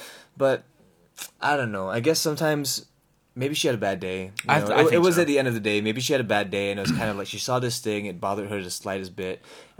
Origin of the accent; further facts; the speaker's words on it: Singapore; And I feel like as a Singaporean, she would have been like, respect.